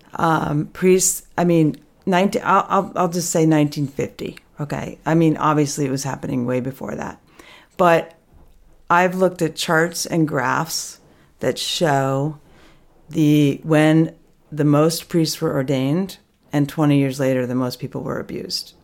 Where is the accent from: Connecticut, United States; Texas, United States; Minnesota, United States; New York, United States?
New York, United States; Albany; also born or lived in Manhattan / Bolton Valley, Vermont; now in Stowe, United States; growing up in Albany